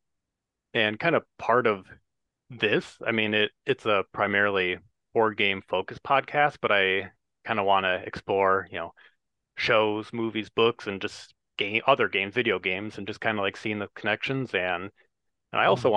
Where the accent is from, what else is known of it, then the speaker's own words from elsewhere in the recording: Wisconsin, United States; growing up in Wisconsin where I am